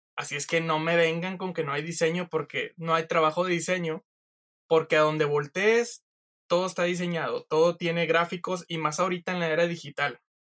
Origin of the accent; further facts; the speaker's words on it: San Nicolás de los Garza, Nuevo León, Mexico; yo soy de San Nicolás de los Garza